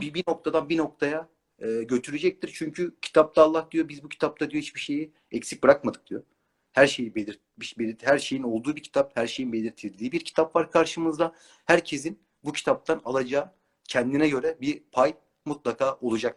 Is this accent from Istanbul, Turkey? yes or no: yes; Istanbul, Turkey; Doğma büyüme İstanbulluyum.